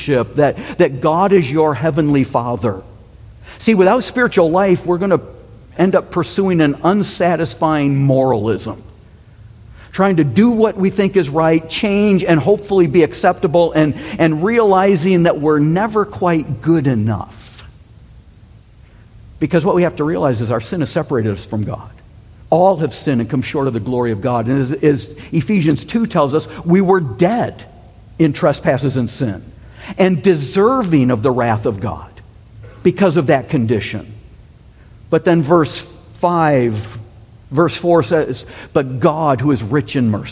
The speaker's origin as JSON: {"language": "English", "country": "United States", "said": "the United States"}